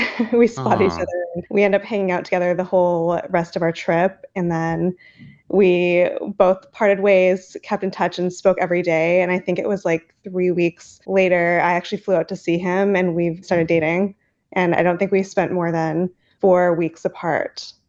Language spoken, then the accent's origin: English; Alberta, Canada; I am from a small town in Alberta, Canada.